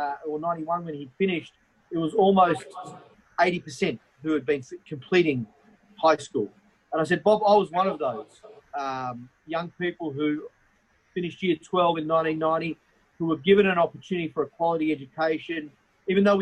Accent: Australia; also born or lived in Egypt; it was difficult growing up as a migrant, as a migrant from Egypt in the 70s and 80s in Australia

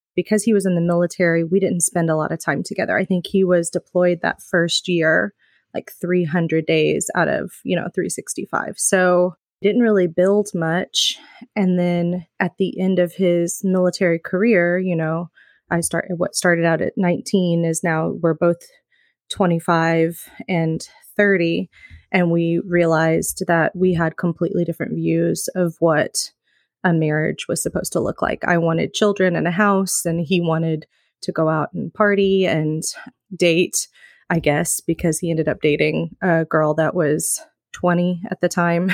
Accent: Midwest, United States; moved away as an adult; now in California, United States; I'm originally from the Midwest

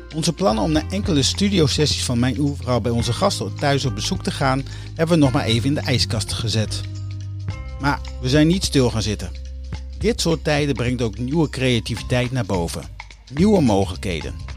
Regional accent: Groningen, Netherlands; Geboortejaar 1978, geboorteplaats Groningen

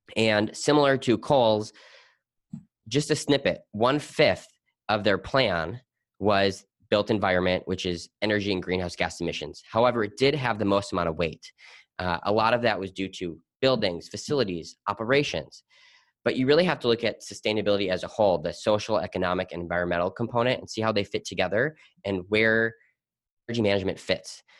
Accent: Milwaukee, Wisconsin, United States; growing up in Milwaukee, Wisconsin, my family owned a recycling plastics company.

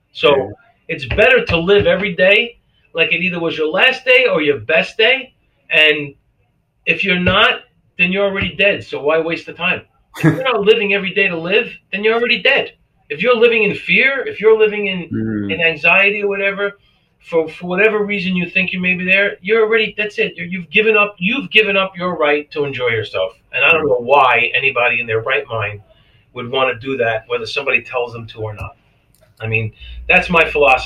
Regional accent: New York City, New York, United States; also born or lived in Brooklyn, New York / Brick, New Jersey / Lakewood, New Jersey; now in Cape Coral, United States; I was born in Brooklyn, New York. Yeah. In 1962. We moved to Staten Island, New York in 1967. Then I moved to Brick, New Jersey.

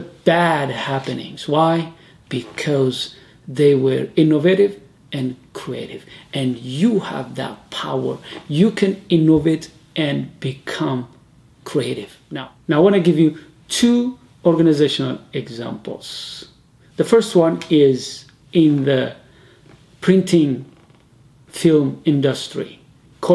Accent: Ethiopia; I'm from Ethiopia

